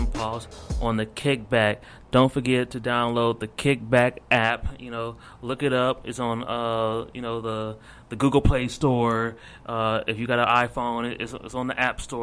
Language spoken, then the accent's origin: English; Akron, Ohio, United States; moved away as an adult; now in Dallas, United States; I'm from Akron, Ohio